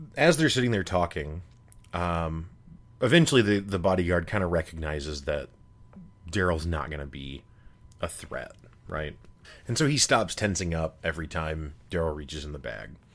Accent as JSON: {"language": "English", "region": "Midwest", "country": "United States", "tie": "born or raised there", "said": "growing up in the Midwest, you know, I, I went to school my whole life with almost all white kids"}